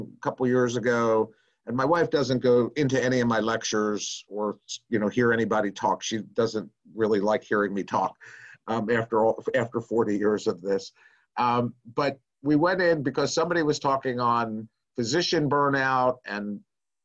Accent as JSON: {"language": "English", "town": "Nashville", "region": "Tennessee", "country": "United States", "said": "I'm from Nashville. I live in Nashville, Tennessee"}